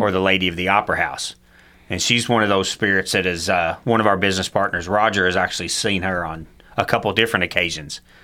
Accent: Cynthiana, Kentucky, United States; a place that we all, growing up

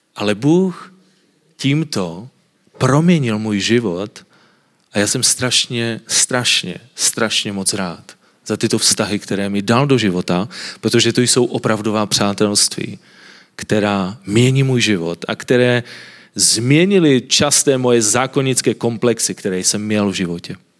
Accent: Silesia, Czechia; já jsem ze Slezska. A na Slezsku lidi jsou takoví trošku víc konzervativní a vidíte, že nemluvím moc dobře česky a my máme takové krátké zubaky a mluvíme tak trošku divně

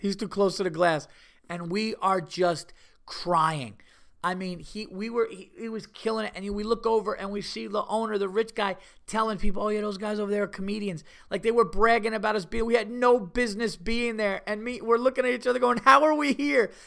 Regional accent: New York, United States; I'm from New York.

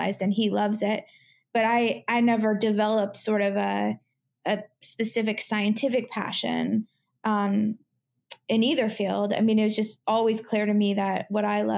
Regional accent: Portland, Oregon, United States; moved away as an adult; also born or lived in California / New York; I grew up in Portland, Oregon. So I'd always been on the West Coast.

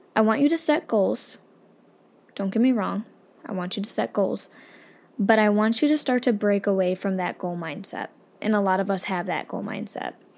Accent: upstate New York, United States; I'm just from upstate New York, where pretty much all we have going for us is tomato pie and chicken

